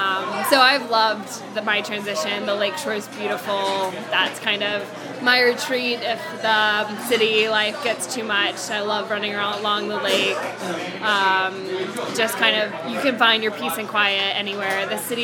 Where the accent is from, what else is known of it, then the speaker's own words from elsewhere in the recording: North Carolina, United States; moved away as an adult; now in Chicago, United States; So I was born in Chicago, and then growing up in North Carolina, it was a great atmosphere, loved my childhood, but I never felt like it was home for some reason. I have a lot of cousins in Chicago and family up here